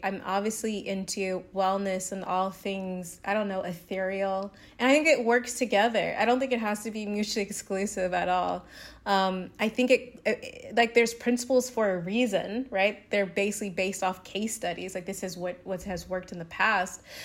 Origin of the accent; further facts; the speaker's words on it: the South, United States; moved away; I'm from the South